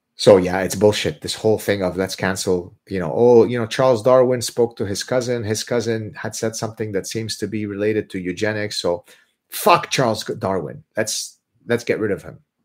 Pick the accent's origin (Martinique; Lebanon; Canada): Lebanon; first language Arabic; English is a second language; moved away; I'm Lebanese Jewish, but I'm Lebanese. That's where I'm born